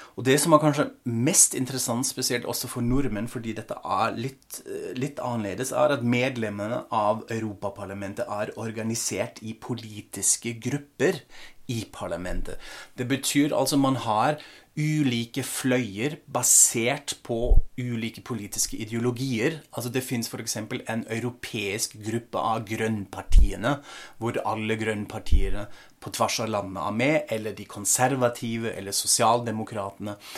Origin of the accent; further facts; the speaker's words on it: Frankfurt, Hesse, Germany; moved away as an adult; also born or lived in Australia / Norway; min hjemby Frankfurt